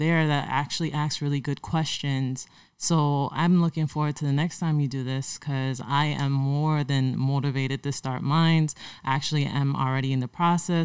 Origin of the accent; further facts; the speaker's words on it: St. Croix, U.S. Virgin Islands; I'm from St. Croix, the U.S. Virgin Islands. V.I. for life